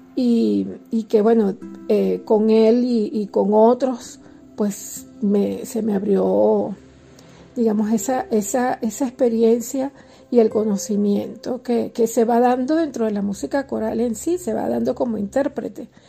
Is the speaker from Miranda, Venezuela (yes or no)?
yes; Los Teques, Miranda, Venezuela; mi zona de confort, que era mi, núcleo en los teques, mi pueblo